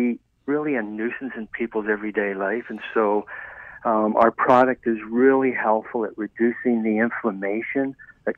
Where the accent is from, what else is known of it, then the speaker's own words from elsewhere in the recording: Ireland; moved away; I was raised in Ireland